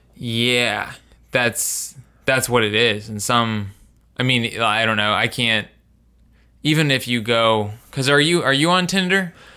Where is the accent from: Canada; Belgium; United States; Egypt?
United States; Indiana; I'm from Indiana